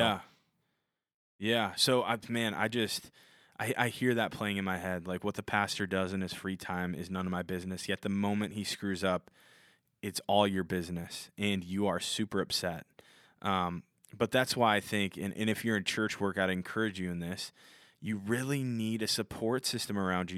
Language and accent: English; Minnesota, United States; I'm from Minnesota, so I say my T's with a D